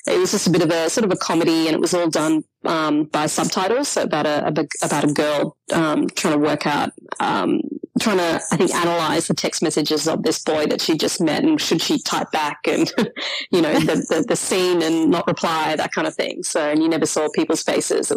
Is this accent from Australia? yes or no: yes; Sydney, New South Wales, Australia; I grew up in Sydney's western suburbs